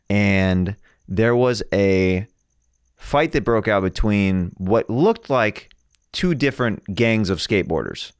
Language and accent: English; Kansas, United States; now in Los Angeles, United States; I'm from Kansas